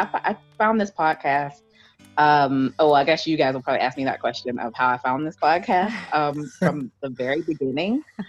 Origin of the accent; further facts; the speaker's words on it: Pittsburgh, Pennsylvania, United States; I'm from Pittsburgh.